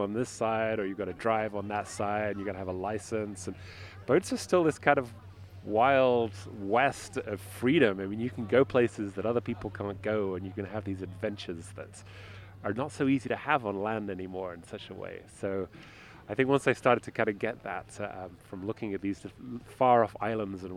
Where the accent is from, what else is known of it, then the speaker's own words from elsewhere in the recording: the very middle of the UK, England, United Kingdom; now in San Francisco, United States; I grew up in the very middle of the country, as far from the sea as you can get in the UK